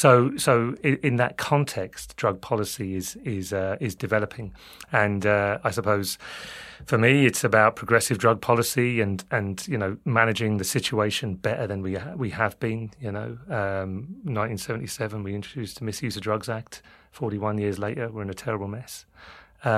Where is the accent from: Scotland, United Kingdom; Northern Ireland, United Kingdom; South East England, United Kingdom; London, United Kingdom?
London, United Kingdom; accent: London; now in Ireland; people might get confused by my London accent. But yeah, I've been over there for 18 years